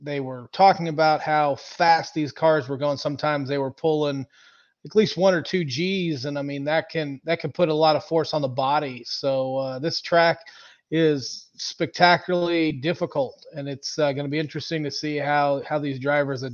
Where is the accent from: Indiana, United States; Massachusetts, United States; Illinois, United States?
Indiana, United States; Indianapolis; Growing up in Indy